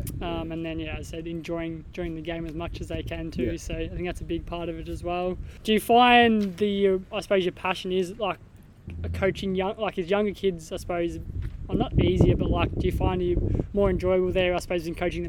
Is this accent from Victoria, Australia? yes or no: yes; Melbourne, Victoria, Australia; moved away; also born or lived in Gippsland; I'm from Melbourne and Gippsland as well.